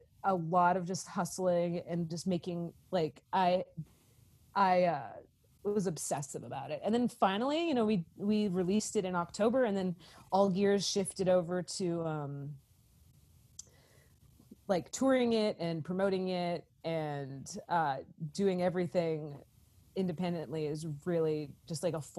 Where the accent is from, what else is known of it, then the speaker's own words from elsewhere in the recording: East Coast, United States; growing up on the East Coast and the West Coast, coming to the South, it's just like, I have grown up, as an other my whole life.